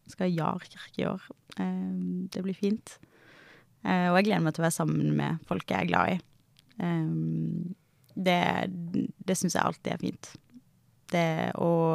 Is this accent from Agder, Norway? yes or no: yes; Kristiansand, Agder, Norway; moved away as an adult; also born or lived in Bergen; now in Oslo, Norway; Nå kommer jeg fra Sørlandet